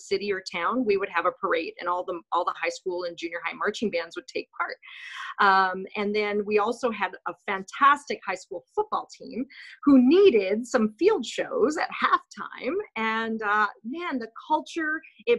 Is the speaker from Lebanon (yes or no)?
no; Winnipeg, Manitoba, Canada; moved away as an adult; also born or lived in North Dakota; And then moved to Charleswood Junior High in Winnipeg. I grew up in Winnipeg, so it was nice to return to Winnipeg.